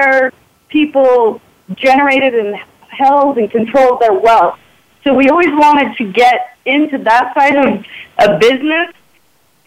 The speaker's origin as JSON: {"language": "English", "region": "Utah", "country": "United States", "also_born_or_lived": "New York", "said": "I'm from Utah"}